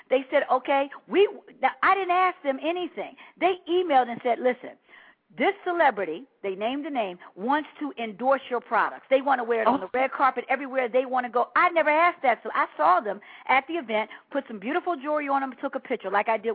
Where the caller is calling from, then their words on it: Pennsylvania, United States; I'm from the Delaware, Pennsylvania area.